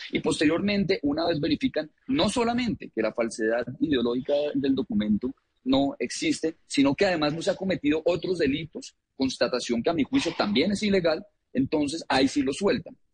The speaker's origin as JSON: {"language": "Spanish", "country": "Colombia", "said": "yo soy colombiano"}